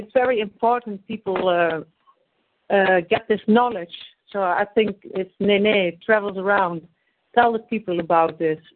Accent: Netherlands; I'm from Holland

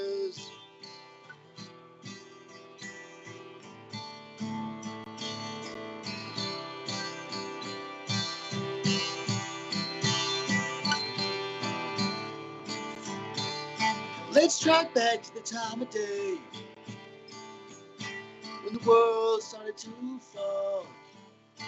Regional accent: Flagstaff, Arizona, United States; I'm from Flagstaff, Arizona

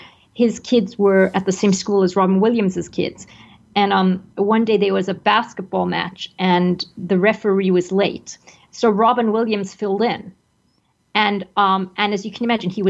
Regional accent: Zimbabwe; moved away; I grew up in Zimbabwe

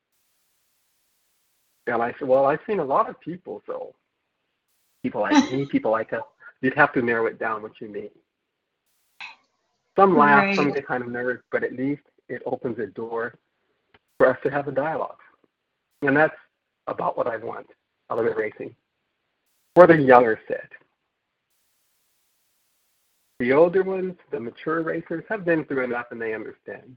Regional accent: Southern California, United States; I'm from Southern California

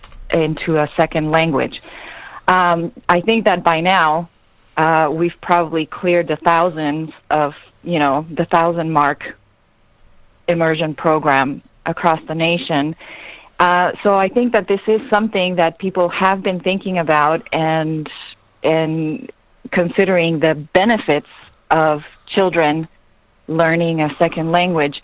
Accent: Ecuador; first language Spanish; English is a second language; moved away as an adult; also born or lived in California, United States; now in United States; I was born in California to Ecuadorian parents, and when I was about 3 years old, my parents decided to go back to Ecuador, where they were from, so I grew up over there

